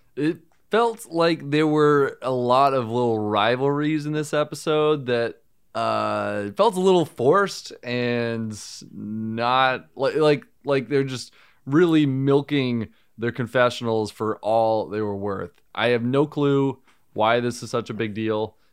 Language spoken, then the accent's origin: English; Northeast, United States; I'm from the Northeast